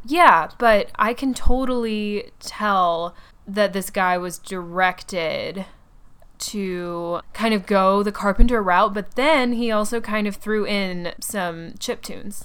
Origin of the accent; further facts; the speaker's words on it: Atlanta, Georgia, United States; now in New York City, United States; I grew up in Atlanta